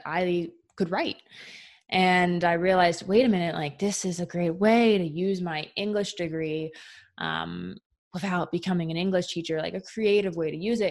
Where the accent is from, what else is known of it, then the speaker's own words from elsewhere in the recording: Philadelphia suburbs, Pennsylvania, United States; I grew up in the Philly suburbs.